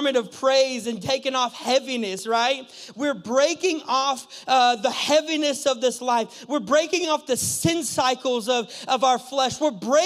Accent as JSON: {"language": "English", "region": "California", "country": "United States", "also_born_or_lived": "Mexico", "moved": "as an adult", "said": "I'm from California. Last year I lived in Mexico"}